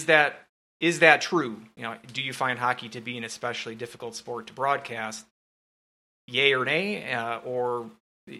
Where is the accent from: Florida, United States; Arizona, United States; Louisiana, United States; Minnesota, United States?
Minnesota, United States; Hastings; moved away; I'm from Hastings originally